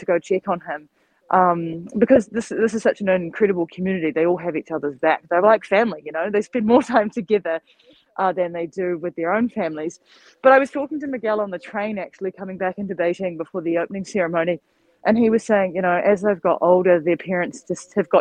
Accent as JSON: {"language": "English", "country": "New Zealand", "moved": "yes", "said": "disconnected from my home country because I physically couldn't get back"}